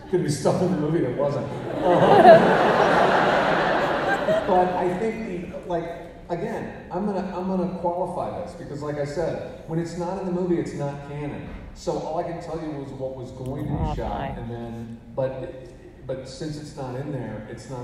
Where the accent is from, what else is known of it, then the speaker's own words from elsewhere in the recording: Missouri, United States; I grew up in Missouri